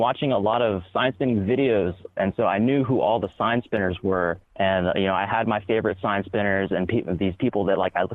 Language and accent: English; Augusta, United States; I started sign spinning in my hometown of Augusta